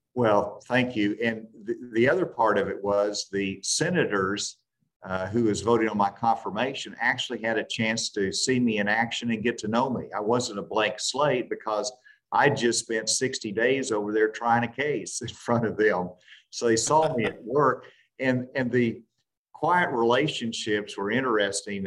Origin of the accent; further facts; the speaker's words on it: Arkansas, United States; a president from my home state